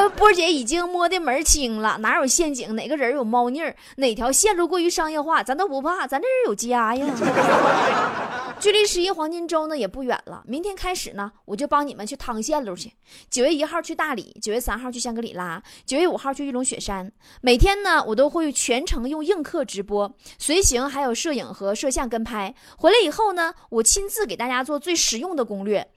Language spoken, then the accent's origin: Chinese; China; now in Lijiang, China; 我们中国人呐，就买法国红酒